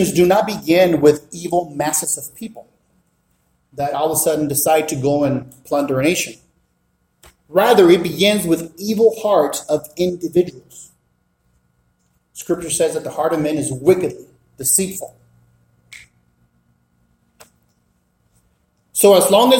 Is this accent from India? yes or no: no; Mexico; moved away; also born or lived in South Central Los Angeles; Born and raised in Mexico.